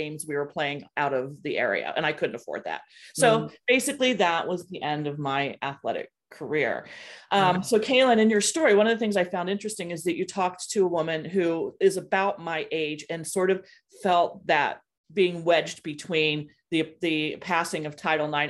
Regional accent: Ohio, United States; my experience growing up in Ohio.

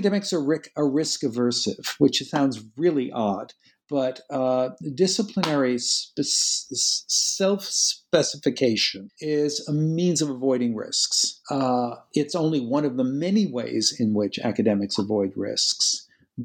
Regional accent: United States; as an American working in an Anglophone culture

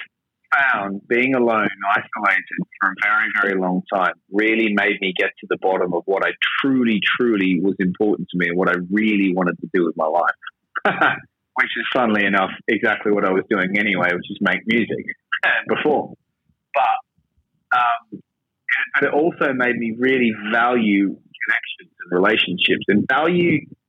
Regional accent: Australia; accent: Australian; moved away as an adult; now in London, United Kingdom; I'm Australian, as you might have noticed from my accent, but I've been in London for a long time.

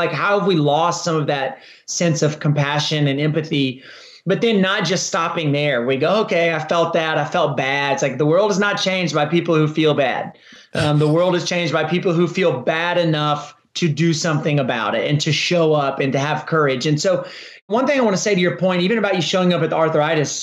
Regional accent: Texas, United States; I started a marathon in my hometown, which has become one of the most popular marathons in the state of Texas

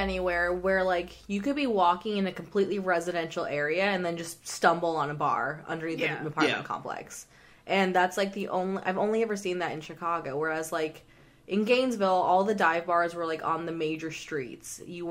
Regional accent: Canada; As a Canadian, I can guarantee you that is not how they spell grill.

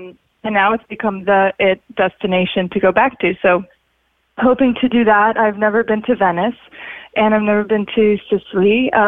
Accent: Sochi, Krasnodar Krai, Russia; also born or lived in Siberia / Florida; now in Los Angeles, United States; I grew up in Sochi in Russia, even though I was born in Siberia. Then I was in Florida and now I spent a lot of time in Los Angeles.

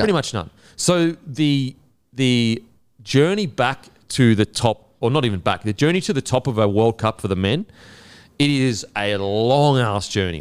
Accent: Australia; we're Australian

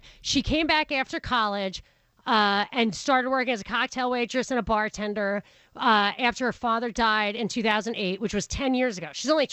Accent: Rockland County, New York, United States; also born or lived in Brooklyn; I'm from Rockland County, which is the blue-collar suburb on the other side of the river.

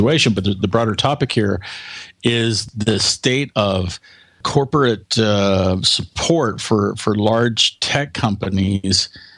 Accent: United States; my home country, the United States

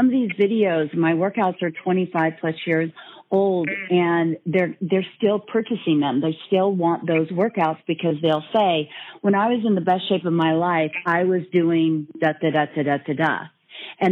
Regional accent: Northern California, United States; growing up in Northern California on a farm, and brothers, and my dad was an athlete

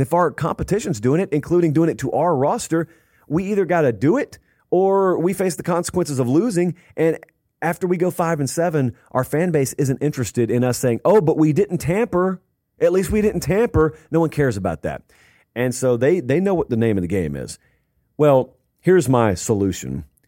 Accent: the South, United States; growing up in the South

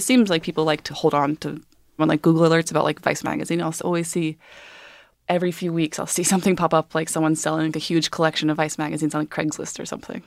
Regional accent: Georgia, United States; moved away; I grew up in Georgia

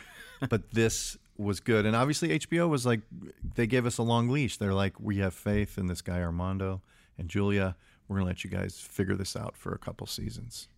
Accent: Chicago, Illinois, United States; I grew up in Chicago

